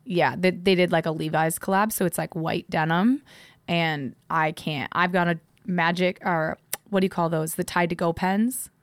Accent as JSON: {"language": "English", "region": "Midwest", "country": "United States", "tie": "born or raised there", "moved": "yes", "said": "growing up in the Midwest, like, small town"}